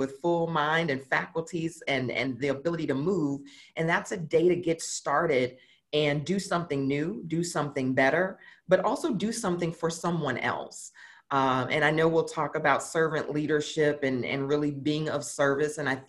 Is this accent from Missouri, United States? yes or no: yes; St. Louis, Missouri, United States; moved away as an adult; now in Dallas, United States; born and raised in St. Louis, and spent the majority of my childhood, teenage years there.